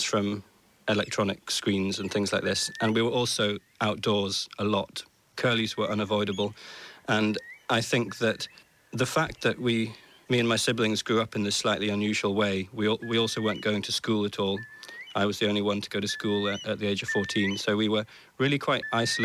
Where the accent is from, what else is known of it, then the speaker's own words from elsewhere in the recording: Orkney, Scotland, United Kingdom; I grew up in Orkney, and just completely by accident almost, I was born and raised in this place